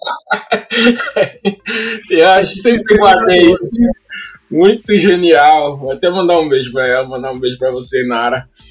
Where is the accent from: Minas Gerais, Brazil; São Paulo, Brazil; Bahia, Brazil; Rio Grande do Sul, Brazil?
São Paulo, Brazil; moved away as an adult; now in Los Angeles, United States; eu venho da Zona Leste de São Paulo. É, morei na Coab, ah, na Coab 2 até os 20 anos de idade